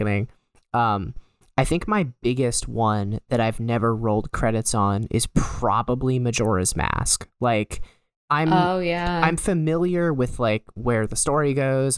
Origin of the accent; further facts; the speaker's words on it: United States; I'm an American